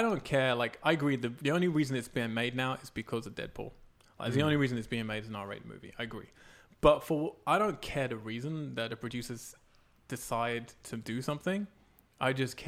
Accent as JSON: {"language": "English", "region": "England", "country": "United Kingdom", "tie": "born or raised there", "moved": "yes", "lives_now": "United States", "said": "growing up in England"}